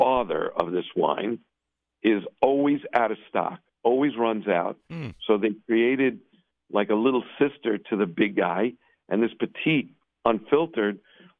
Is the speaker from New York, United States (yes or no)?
yes; New York City, New York, United States; I'm from Williamsburg